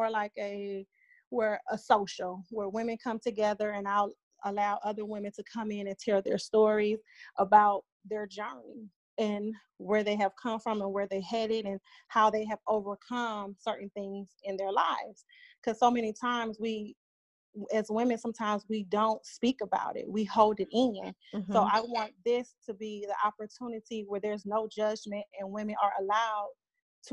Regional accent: Cleveland, Ohio, United States; moved away as an adult; now in Atlanta, United States; I'm originally from Cleveland, Ohio. I moved to Atlanta, Georgia about almost 11 years ago in July

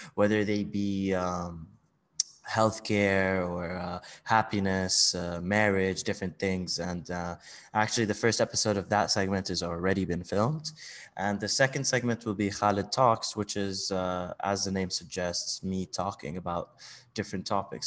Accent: Bahrain; also born or lived in Saudi Arabia / Switzerland / United Kingdom / United States; now in Dubai, United Arab Emirates; I'm actually, uh, Saudi, uh, but I grew up mainly in Bahrain.

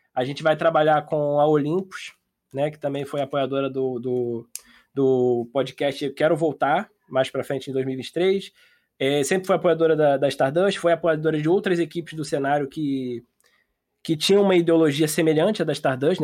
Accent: Niterói, Rio de Janeiro, Brazil; E eu sou de Niterói

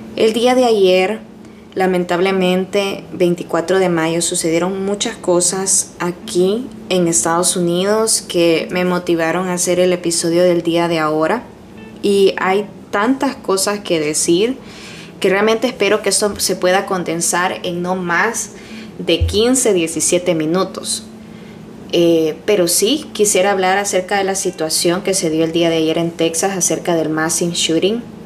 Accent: El Salvador; now in United States; En mi país, por ejemplo, en El Salvador

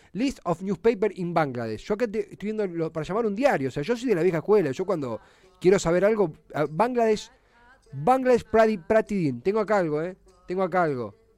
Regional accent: Argentina; We are an Argentinian radio show

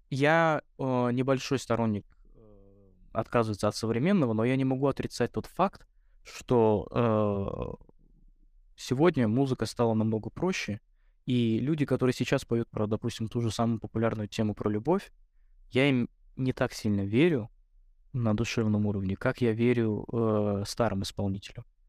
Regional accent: Russia; я рос в России

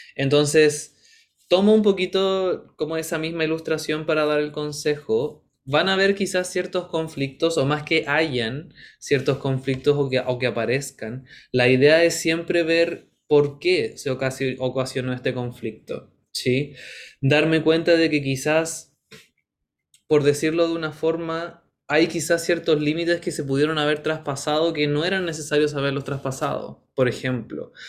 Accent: Chile; sabemos que somos chilenos

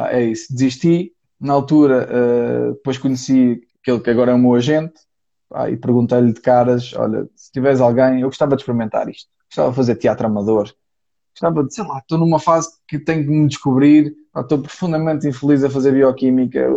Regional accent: Porto, Norte, Portugal; sou do Porto.

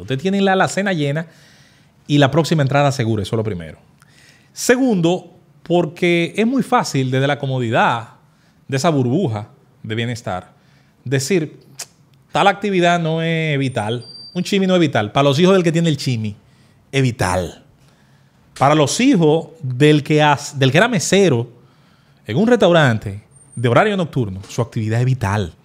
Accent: Azua de Compostela, Azua, Dominican Republic; mi pueblo, de Azua Compostela

